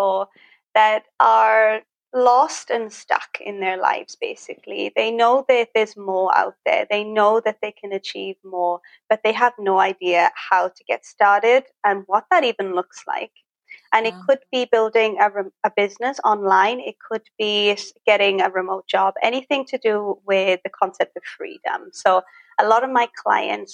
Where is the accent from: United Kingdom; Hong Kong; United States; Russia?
United Kingdom; Wales; moved away as an adult; now in Thailand; I'm originally from Wales. And I moved here back in 2016